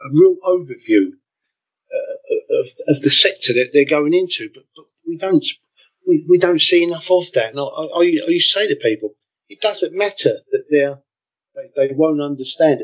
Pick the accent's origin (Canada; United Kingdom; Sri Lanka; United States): United Kingdom; London; moved away as an adult; also born or lived in Spain / West Berlin; I'm from Deptford as a boy